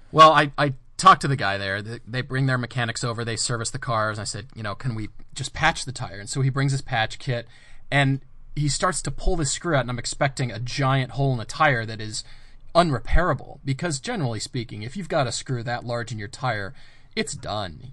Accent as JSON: {"language": "English", "region": "Colorado", "country": "United States", "tie": "born or raised there", "said": "I grew up in Colorado."}